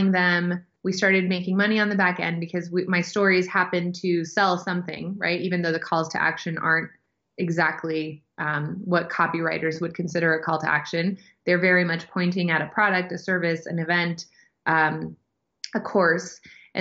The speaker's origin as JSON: {"language": "English", "town": "San Diego", "region": "California", "country": "United States", "tie": "born or raised there", "said": "I was born in San Diego, California, and I'm an only child"}